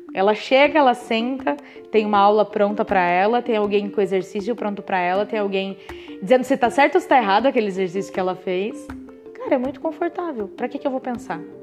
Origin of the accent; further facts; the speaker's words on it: interior of Santa Catarina, Brazil; moved away as an adult; also born or lived in Pato Branco, Paraná / Rio Grande do Sul; now in Florianópolis, Brazil; Eu sou do, do interior de Santa Catarina, então é divisa ali com, com Pato Branco